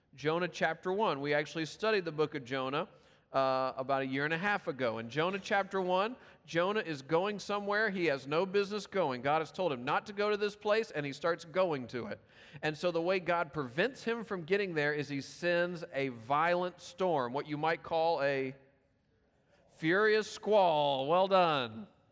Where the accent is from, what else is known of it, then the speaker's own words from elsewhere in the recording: Memphis, Tennessee, United States; moved away; the poorest part of my hometown, Memphis, Tennessee